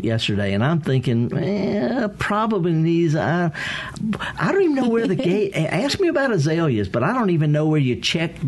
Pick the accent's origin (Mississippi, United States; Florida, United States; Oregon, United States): Mississippi, United States; the Mississippi Delta, United States; I'm from the Delta